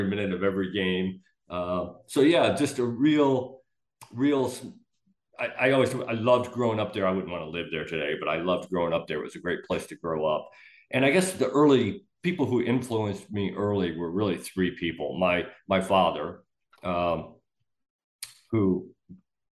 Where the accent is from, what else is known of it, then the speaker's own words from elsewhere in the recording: Kirkland, Illinois, United States; also born or lived in Loudon, Tennessee; now in Florida, United States; by the time I was 5 or 6, our family moved to Northern Illinois. Small little farm town, Kirkland, Illinois